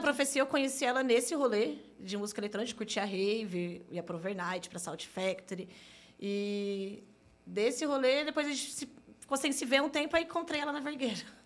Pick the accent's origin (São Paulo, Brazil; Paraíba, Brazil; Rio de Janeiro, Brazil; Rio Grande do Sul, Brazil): São Paulo, Brazil; Santo André; Sou natural de Santo André, nascida e criada